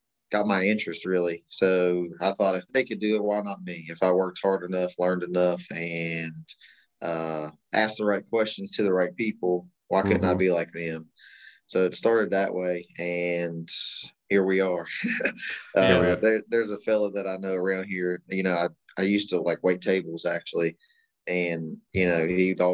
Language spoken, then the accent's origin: English; Kanawha County, West Virginia, United States; We're both born and raised here in West Virginia and, you know, primarily Kanawha County. I'm from Austin's West Side